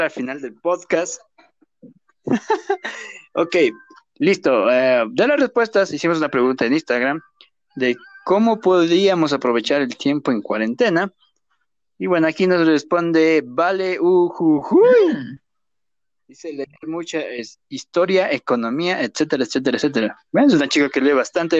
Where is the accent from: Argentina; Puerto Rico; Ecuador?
Ecuador; Riobamba, Chimborazo; moved away; also born or lived in Durán; somos de Río